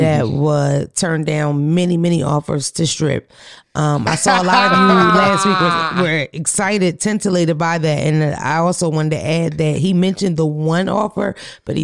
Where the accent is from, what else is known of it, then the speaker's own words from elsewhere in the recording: Philadelphia, Pennsylvania, United States; We're from Philadelphia